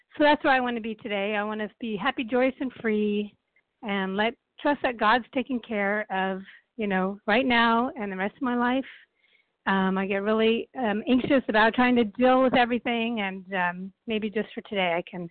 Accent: California, United States; I'm from California, but I'm in Boston right now

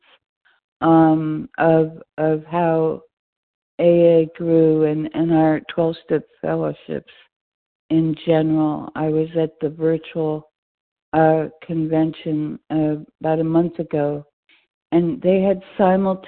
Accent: New York City, New York, United States; now in North Carolina, United States; my hometown, New York City. And I grew up on the Lower East Side, not far from the Bowery.

